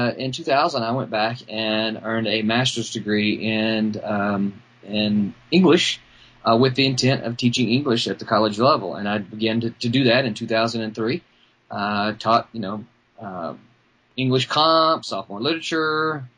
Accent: Mississippi, United States; also born or lived in Arkansas; I'm a proud Mississippian

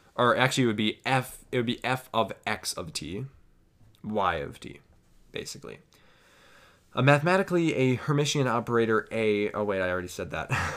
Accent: United States; I am from the United States

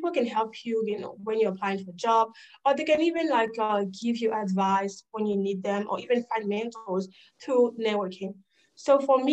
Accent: Côte d’Ivoire; English is a second language; moved away as an adult; also born or lived in Georgia, United States; now in United States; So I was born and raised in Ivory Coast. I came in the U.S. 5 years ago.

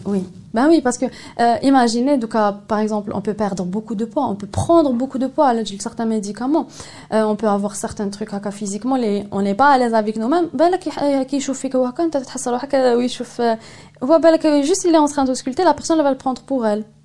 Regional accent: Algeria; chez nous en Algérie

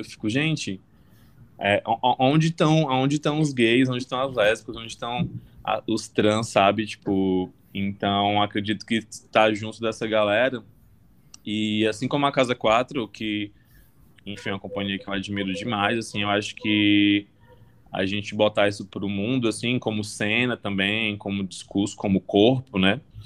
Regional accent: Fortaleza, Ceará, Brazil; now in São Paulo, Brazil; Eu sou de Fortaleza, mas moro em São Paulo

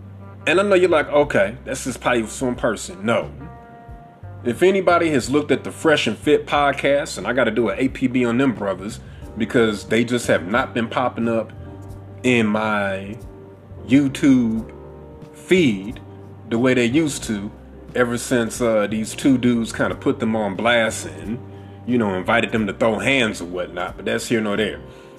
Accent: Bronx, New York, United States; I'm from the Bronx, know what I mean? I grew up with 12, we was too busy to always be chasing after dick.

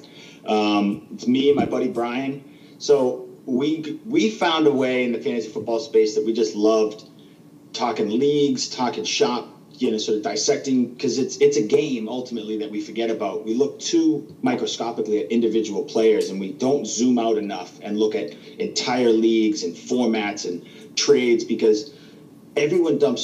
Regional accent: Waltham, Massachusetts, United States; moved away as an adult; now in Florida, United States; we're both from Boston. Waltham, actually. It's a little town right outside of Boston. We grew up together, and it's where we're from. It's born and raised

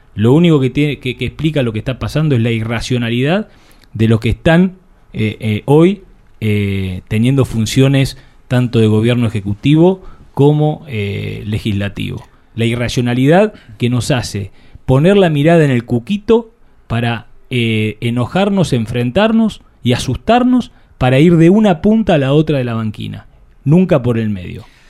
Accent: Argentina; nosotros como sociedad, como argentinos

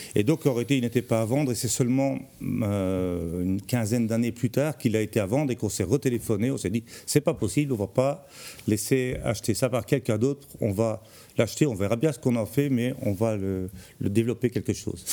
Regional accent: Charleroi, Wallonia, Belgium; moved away as an adult; now in Tournai, Belgium; moi je viens de Charleroi, c'est le pays noir pour arriver au pays blanc.

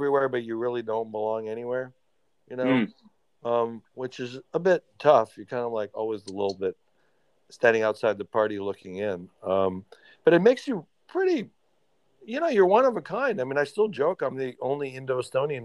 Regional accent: Baltimore, Maryland, United States; I was born in Baltimore. So at the time, I mean, I grew up in the early 70s in Baltimore.

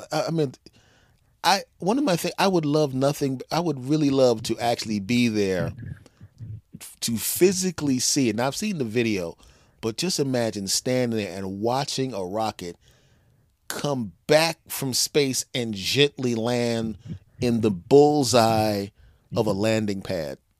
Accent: Philadelphia, Pennsylvania, United States; moved away; I grew up in Philly

